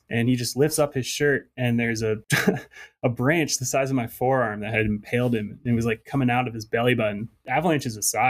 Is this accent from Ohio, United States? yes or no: no; central New York State, United States; moved away as an adult; also born or lived in Moab, Utah / Steamboat Springs, Colorado / Montana; now in Utah, United States; No, I grew up in central New York State.